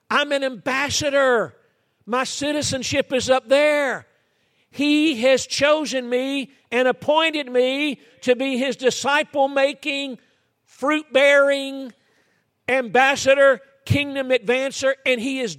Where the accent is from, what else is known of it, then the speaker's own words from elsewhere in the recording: Georgia, United States; moved away; also born or lived in Florida; I was born and raised in Georgia